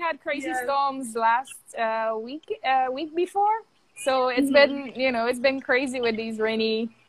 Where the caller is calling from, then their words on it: Morristown, New Jersey, United States; I'm tuning in from New Jersey. Morristown, New Jersey.